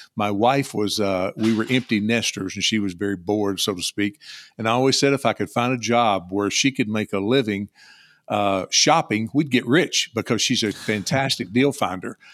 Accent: Louisville, Kentucky, United States; also born or lived in Bowling Green, Kentucky; I was born in Louisville, live in South Central Kentucky near Bowling Green

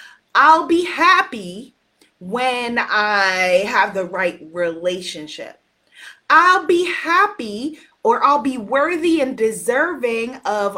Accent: United States; I'm an American

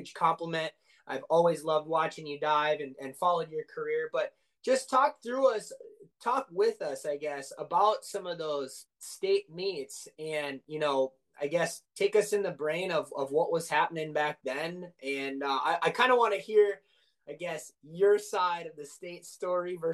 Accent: Minnesota, United States; I am also from Minnesota

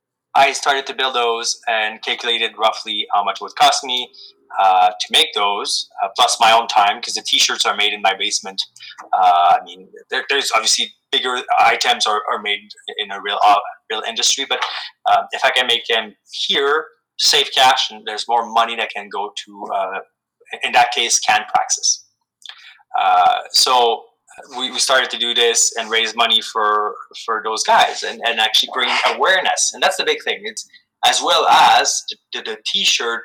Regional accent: Canada; I'm extremely proud of being Canadian

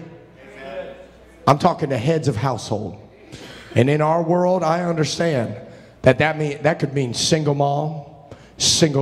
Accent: Cincinnati, Ohio, United States; I grew up in Brother Pasley's church in Cincinnati

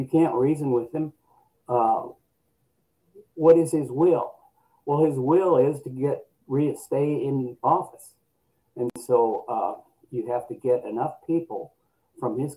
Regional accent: Nebraska, United States; I grew up in Nebraska

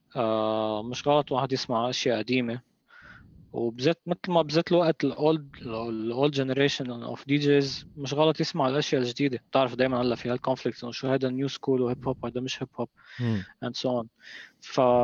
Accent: Lebanon; هون عنا بلبنان هون عندنا بلبنان

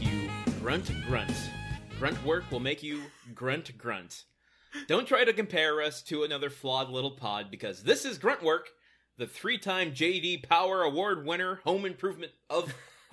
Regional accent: Michigan, United States; moved away; growing up in Michigan, I think Trader Joe's existed, but I wasn't aware of them until I came out here.

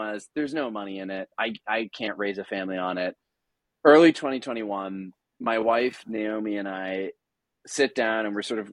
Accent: Washington, District of Columbia, United States; also born or lived in Grand Manan Island, Canada; I grew up in Washington, D.C., surrounded by this like really thick Catholic academic ethos

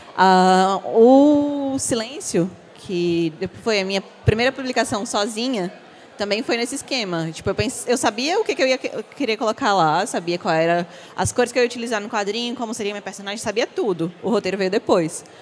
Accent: Aracati, Ceará, Brazil; now in Fortaleza, Brazil; Nasci em Aracati, mas moro em Fortaleza já tem muito tempo

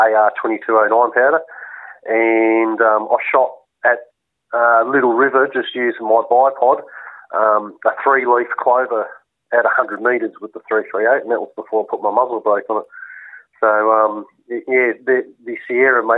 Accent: Vermont, Victoria, Australia; also born or lived in Western Australia; I grew up in Vermont for the first 20 years of my life. I spent 3 years in WA, then I came back in 96

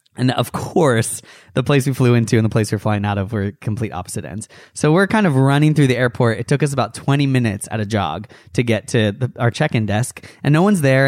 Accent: United States; an American

